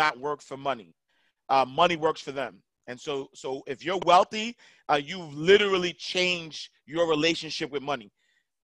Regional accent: New York City, New York, United States; moved away as an adult; now in Atlanta, United States; I'm a kid from Harlem, NYC, man, home of the hustlers, man. I grew up in the projects, St. Nicholas houses

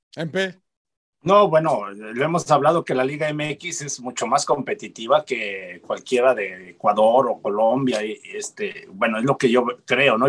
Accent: Mexico

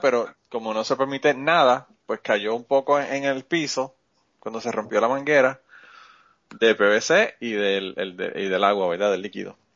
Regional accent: Puerto Rico; now in United States; Nosotros somos boricuas

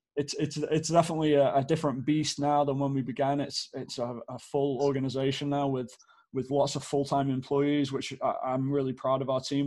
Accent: Stockport, North West England, United Kingdom; moved away as an adult; now in Phoenix, United States; I grew up in Manchester, well, Stockport to be really specific

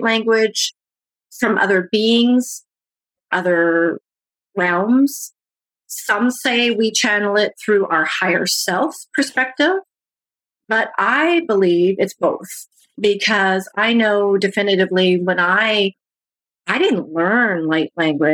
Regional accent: Canada; I'm from Canada

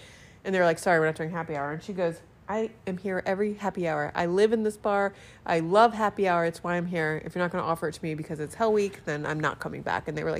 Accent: Boston, Massachusetts, United States; now in Key West, United States; For example, I'm originally from Boston, and we have candlepin bowling. We call chocolate sprinkles Jimmy's.

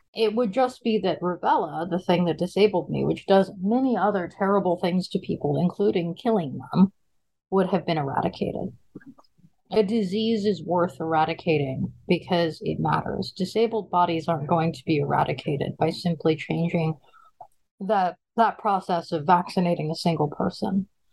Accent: Seattle, Washington, United States; also born or lived in Brooklyn, New York; I grew up uh, in a combination of Seattle, Washington, and Brooklyn, New York. Uh, I was raised in the gay community of Seattle primarily.

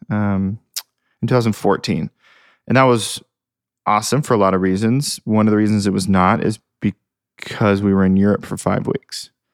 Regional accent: Hamilton, Ohio, United States; moved away as an adult; now in Nashville, United States; I am from Hamilton, Ohio, which is, like, southwest, north of Cincinnati

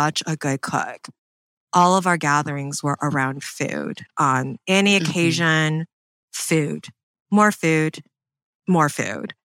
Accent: Michigan, United States; I grew up in Michigan

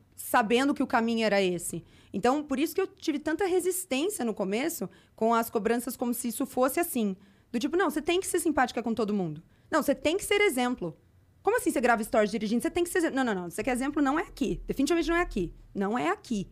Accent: São José do Rio Preto, São Paulo, Brazil; moved away; eu fui pra Rio Preto, que eu sou de Rio Preto, fui visitar minha família

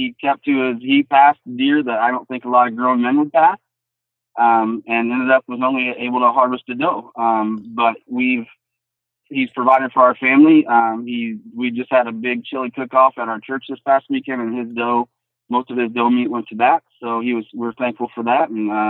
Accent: Iowa, United States; Well, like you said, I'm from Southeast Iowa. Born and raised, only left to go to college and came right back home.

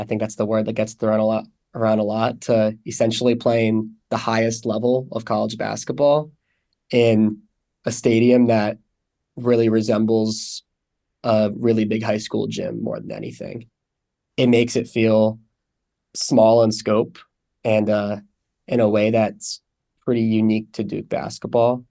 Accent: San Francisco, California, United States; moved away as an adult; I'm from San Francisco originally

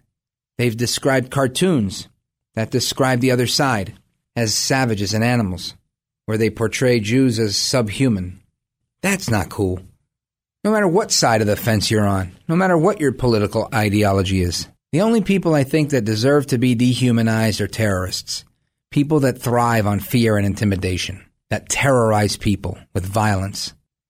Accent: United States; it's a proud moment for me as an American

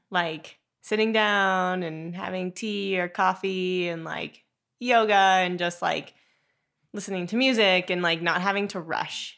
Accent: South Lake Tahoe, California, United States; also born or lived in Hawaii; I grew up in South Lake Tahoe

